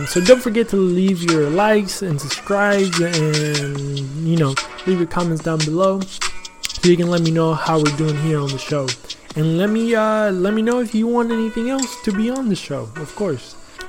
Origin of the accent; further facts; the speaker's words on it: Texas, United States; also born or lived in Argentina; I was born in Argentina. I came here when I was 8 years old. But I was always fascinated with the history of Texas and the fact that we were our own country